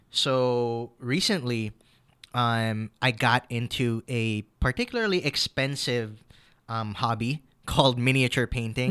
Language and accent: English; United States; now in Philippines; I'm Filipino-American